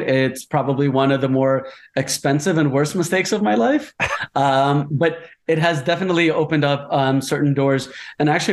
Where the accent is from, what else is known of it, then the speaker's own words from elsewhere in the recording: United States; moved away as an adult; also born or lived in New Jersey; I grew up in New York and New Jersey in the States.